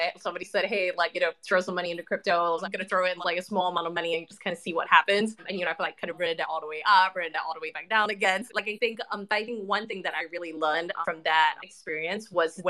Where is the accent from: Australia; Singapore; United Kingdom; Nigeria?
Singapore; moved away as an adult; now in Los Angeles, United States; I'm from Singapore originally, so I'm Singapore born and raised. I now live in LA, but I only moved here about 18 months ago.